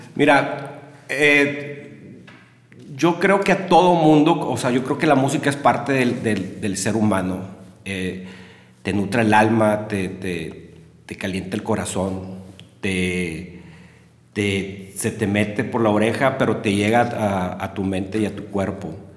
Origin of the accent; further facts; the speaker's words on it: Monterrey, Nuevo León, Mexico; moved away as an adult; now in Saltillo, Mexico; yo nací en Monterrey un 27 de julio de 1978